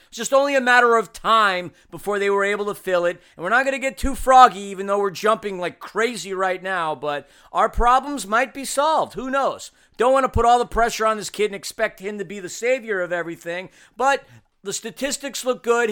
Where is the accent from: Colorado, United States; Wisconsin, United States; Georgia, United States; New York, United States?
New York, United States; moved away as an adult; now in Los Angeles, United States; in the three decades I grew up in New York